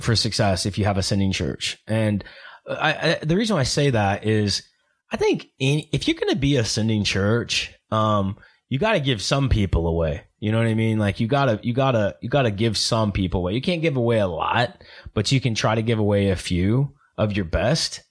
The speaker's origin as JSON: {"language": "English", "region": "Oklahoma", "country": "United States", "said": "I'm from Oklahoma"}